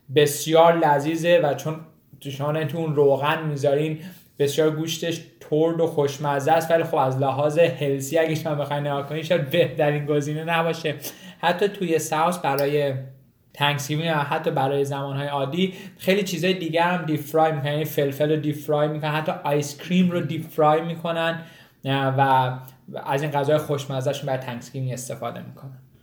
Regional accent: Iran; now in United States; ماهایی که از ایران مهاجرت کردیم

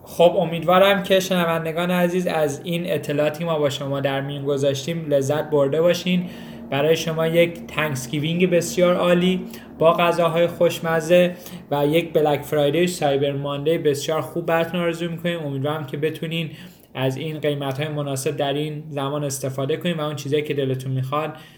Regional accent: Iran; now in United States; ماهایی که از ایران مهاجرت کردیم

